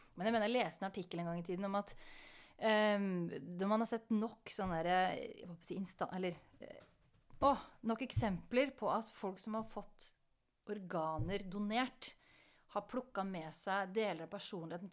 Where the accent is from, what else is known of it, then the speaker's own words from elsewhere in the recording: Sarpsborg, Østfold, Norway; moved away; som niåring på biblioteket hjemme i Sarpsborg.